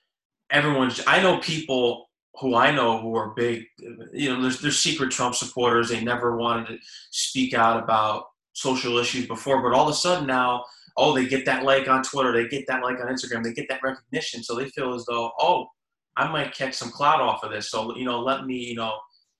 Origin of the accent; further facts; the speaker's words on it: Connecticut, United States; I'm from Connecticut